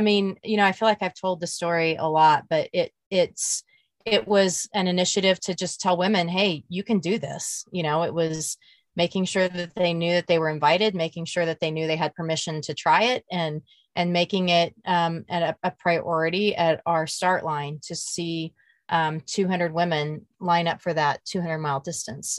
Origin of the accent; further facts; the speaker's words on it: Emporia, Kansas, United States; my hometown of, of Emporia, Kansas